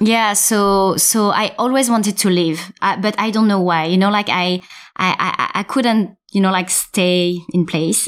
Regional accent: suburb of Paris, Île-de-France, France; first language French; English is a second language; I was born in France, uh, so in a suburb of Paris.

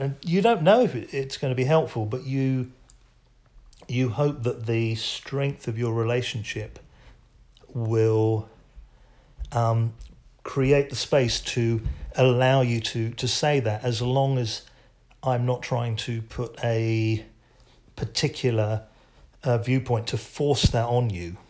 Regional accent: England, United Kingdom; as an Englishman

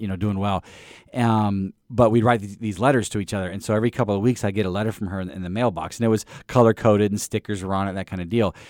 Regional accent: East Peoria, Illinois, United States; I grew up in Illinois

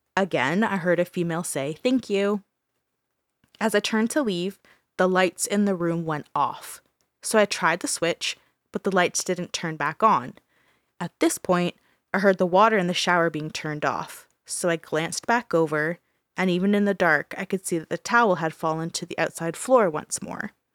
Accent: Brantford, Ontario, Canada; my hometown, Brantford

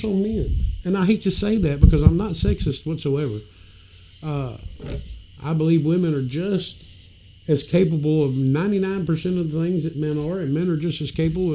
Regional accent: Memphis, Tennessee, United States; moved away; I grew up in Memphis.

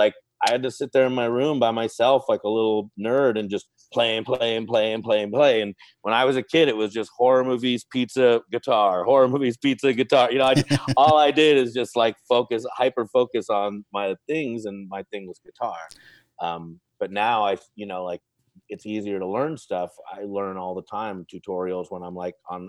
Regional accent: Los Angeles, California, United States; also born or lived in Long Beach / Hollywood / the Valley; Born and raised in Los Angeles

